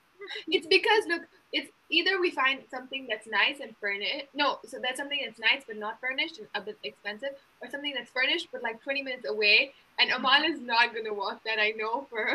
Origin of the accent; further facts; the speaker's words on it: Uganda; moved away as an adult; now in Montreal, Canada; I'm from Uganda